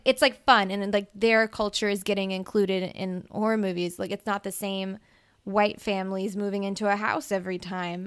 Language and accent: English; Mississippi, United States; I'm from Mississippi